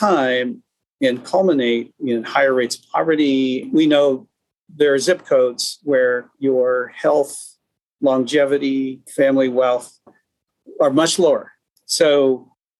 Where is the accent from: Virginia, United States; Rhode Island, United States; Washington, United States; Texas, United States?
Washington, United States; Seattle; I was born in the Asian American part of Seattle called Beacon Hill. And I can remember when mom and dad tried to find a house to buy outside of Beacon Hill